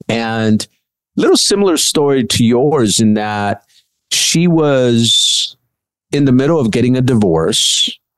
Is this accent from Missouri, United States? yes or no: no; Huntington Park, California, United States; also born or lived in Bogota, Colombia; I grew up in Huntington Park